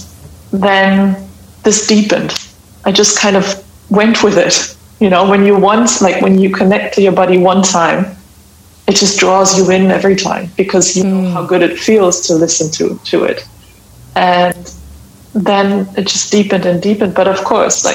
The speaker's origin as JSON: {"language": "English", "region": "Hamburg", "country": "Germany", "said": "I am from Hamburg in Germany"}